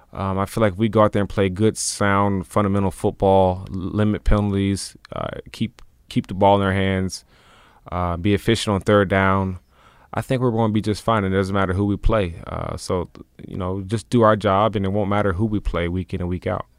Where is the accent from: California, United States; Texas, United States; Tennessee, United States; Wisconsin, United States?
Tennessee, United States; We're both from Tennessee